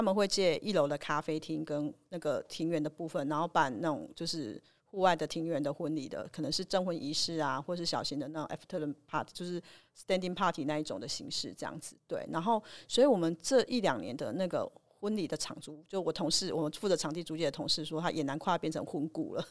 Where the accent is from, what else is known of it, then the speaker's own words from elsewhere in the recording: Changhua County, Taiwan; 我是彰化人哦